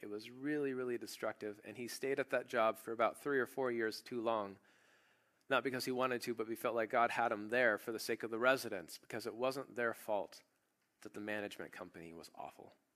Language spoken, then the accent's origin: English; United States; I'm an American